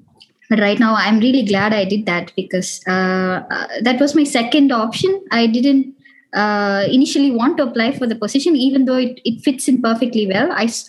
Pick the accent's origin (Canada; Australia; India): India; also born or lived in United States; now in Europe; I moved from India to Europe, and it was a cultural shock. Even though I was in US, it was completely new.